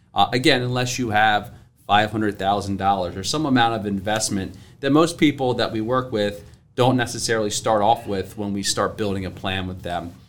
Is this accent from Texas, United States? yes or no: no; Salisbury, Maryland, United States; moved away as an adult; also born or lived in Philadelphia area; now in Philadelphia, United States; I'm from the, uh, from Maryland, uh, down near Ocean City, Salisbury, Maryland, about three hours from here. So, uh, I didn't grow up here